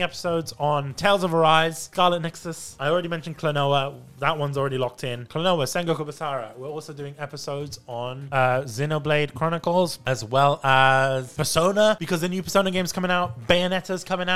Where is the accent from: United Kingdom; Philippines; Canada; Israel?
United Kingdom; accent: British; my British accent.